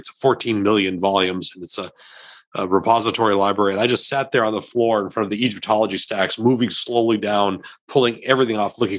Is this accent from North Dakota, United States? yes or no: yes; North Dakota, United States; I'm from North Dakota.